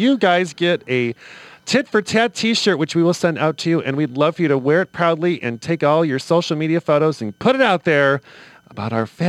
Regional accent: Cleveland, Ohio, United States; So we're from Cleveland. This is local Clevelander.

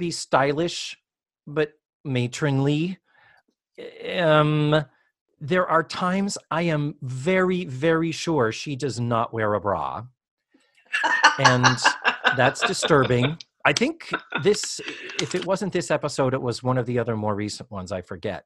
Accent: Massachusetts, United States; I'm from Massachusetts

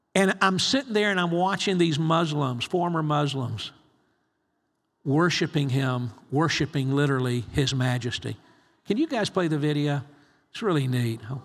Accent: United States; I'm from the States

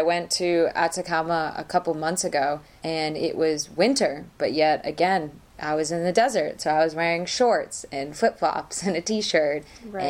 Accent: Boston, Massachusetts, United States; now in Chile; I'm from Boston, and winter for us is snowstorm after snowstorm.

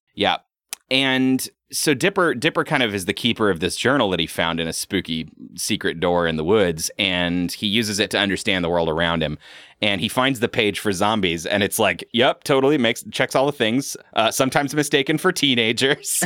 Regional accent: Pacific Northwest, United States; My experience growing up in the Pacific Northwest has been decidedly not supernatural

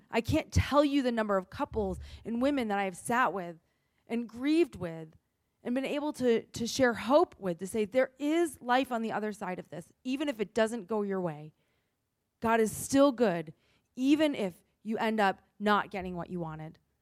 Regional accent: New England, United States; I grew up in New England

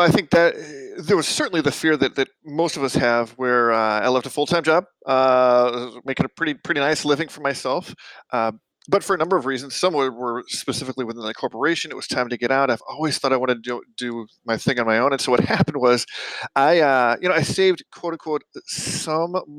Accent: St. Louis, Missouri, United States; moved away as an adult; I was actually born and raised in St. Louis, and lived there for 35 years

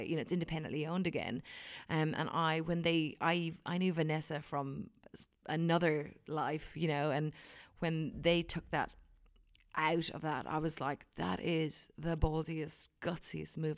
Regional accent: Wicklow, Leinster, Ireland; now in New Zealand; I am from Wicklow, which is near, um, near Dublin. It's about an hour inland from Dublin

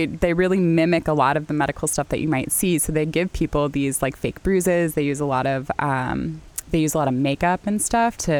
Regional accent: San Diego, California, United States; also born or lived in Duluth, Minnesota; now in Winona, United States; I'm not originally from the Midwest. I frequently get told I don't sound like a Midwesterner. I'm not. I'm from San Diego.

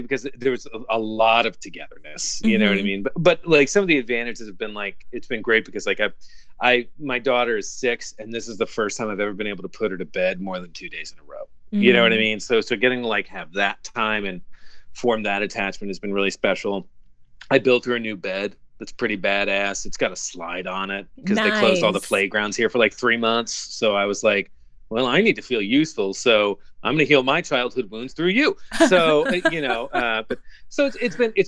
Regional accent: Kansas City, Missouri, United States; growing up in Kansas City

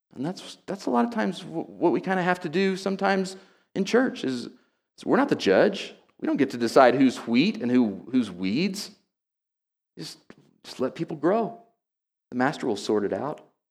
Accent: Oklahoma, United States; moved away; I grew up in Oklahoma

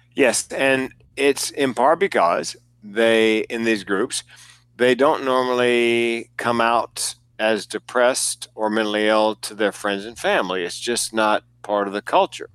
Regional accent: the South, United States; I'm from the South. I grew up there

